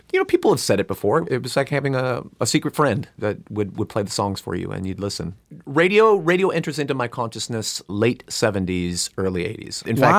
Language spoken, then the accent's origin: English; Burbank, California, United States; I grew up not 2 miles from here in Burbank, California, actually. And I'm wearing my Burbank High School class ring just because I do every time I'm in Burbank. My parents were both born and raised in Mexico.